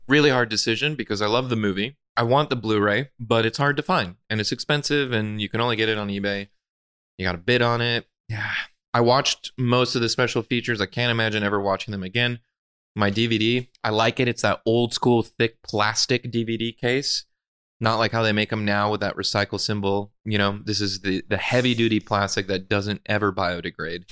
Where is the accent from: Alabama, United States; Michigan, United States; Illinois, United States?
Illinois, United States; Chicago; my hometown in Chicago